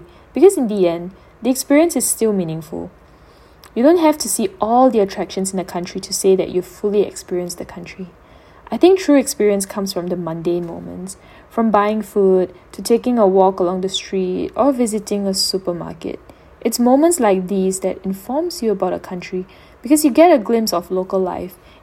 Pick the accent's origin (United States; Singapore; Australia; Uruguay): Singapore; I returned back to Singapore